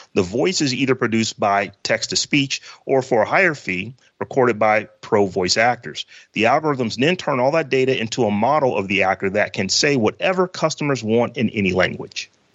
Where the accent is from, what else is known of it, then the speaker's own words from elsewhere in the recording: Warren, Ohio, United States; I'm from Warren, Ohio